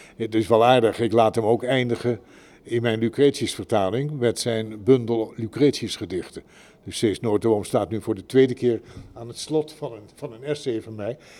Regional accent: Netherlands; ik ben Nederlander

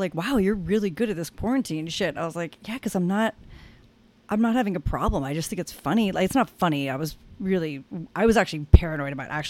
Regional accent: Stowe, Vermont, United States; now in Newport, United States; I'm from a ski town. I'm from Stowe, Vermont. So it's like, you know, very social, very like I live in Newport now. It's kind of like Newport in the mountains.

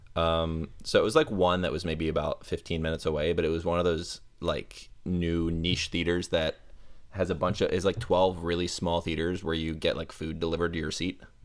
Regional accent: Tampa, Florida, United States; I am from Tampa Bay, Florida

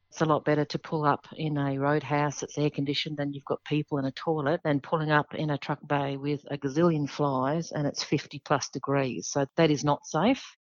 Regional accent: Australia; also born or lived in Western Australia; we as Australian lawmakers

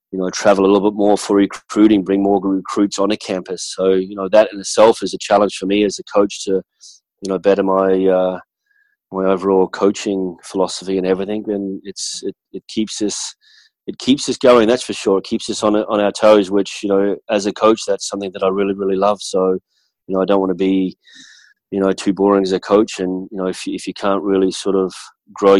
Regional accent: Australia; moved away as an adult; now in United States; that's how I was brought up back in Australia

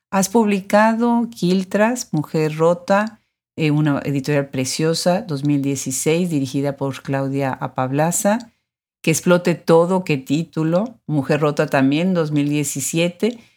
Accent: Mexico; Yo soy de México.

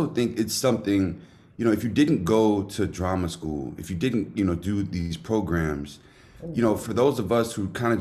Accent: the South, United States; I was a football player growing up in the South

